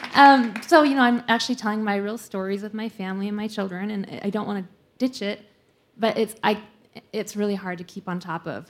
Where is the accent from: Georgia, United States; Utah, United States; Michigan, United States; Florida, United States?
Utah, United States; Salt Lake City; I'm from Salt Lake also